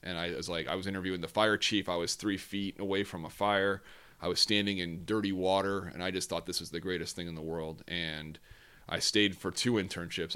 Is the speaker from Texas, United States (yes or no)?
no; New York area, United States; moved away as an adult; also born or lived in Cincinnati, Ohio / Bristol, Connecticut; I grew up in the New York area.